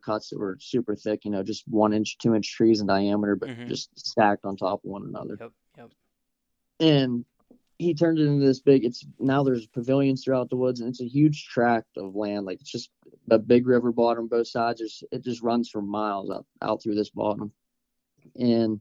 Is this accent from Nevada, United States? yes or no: no; Brockway, Pennsylvania, United States; I'm from Brockway, PA, born and raised here